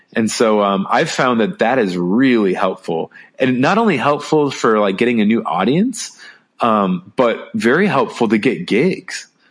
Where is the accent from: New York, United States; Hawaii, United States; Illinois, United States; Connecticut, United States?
Illinois, United States; Chicago; moved away; I'm from Chicago originally